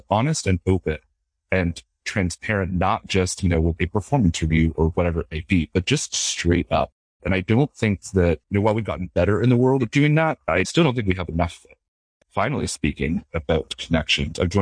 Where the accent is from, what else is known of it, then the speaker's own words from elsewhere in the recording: London, Ontario, Canada; I was born in London, Ontario, Canada, to a Canadian father and American mother